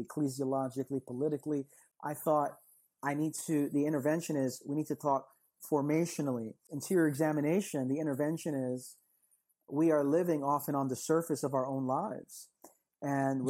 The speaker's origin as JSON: {"language": "English", "region": "New York", "country": "United States", "said": "I'm from New York. I'm in the city that never sleeps."}